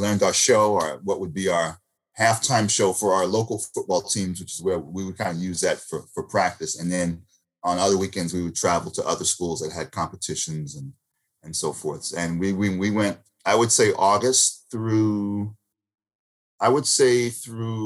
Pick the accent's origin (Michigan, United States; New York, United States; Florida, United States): New York, United States; Lindenhurst; Originally from Lindenhurst, Long Island